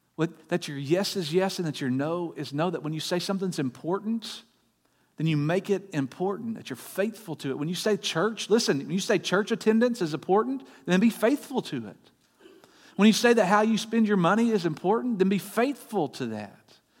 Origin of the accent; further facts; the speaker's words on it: Bryant, Arkansas, United States; I grew up in Bryant